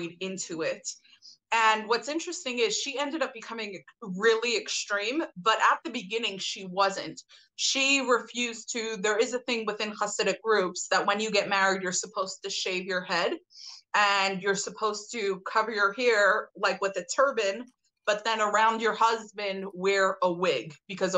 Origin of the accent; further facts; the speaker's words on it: New York City, New York, United States; I grew up in Brooklyn, okay. New York.